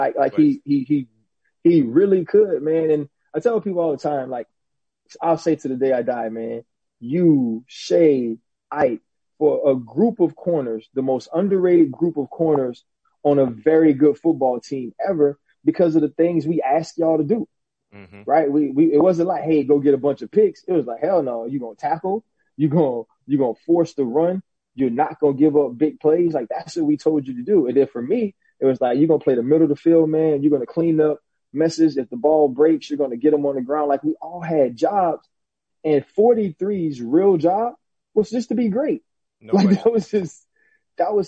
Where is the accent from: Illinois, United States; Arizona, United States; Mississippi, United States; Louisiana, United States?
Louisiana, United States; New Orleans; I'm from New Orleans.